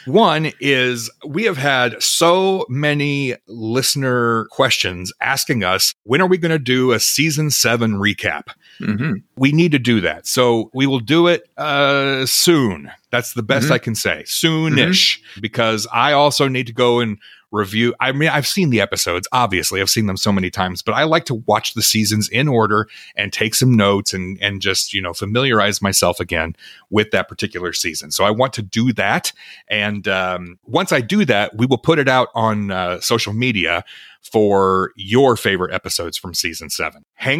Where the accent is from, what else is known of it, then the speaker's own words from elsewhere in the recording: Melbourne, Victoria, Australia; I am from Melbourne, Australia.